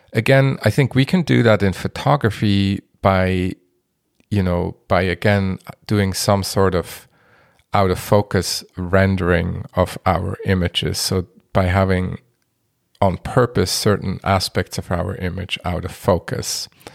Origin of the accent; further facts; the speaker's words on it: Basel, Basel-Stadt, Switzerland; moved away; also born or lived in Minneapolis-Saint Paul, Minnesota, United States; my hometown, Basel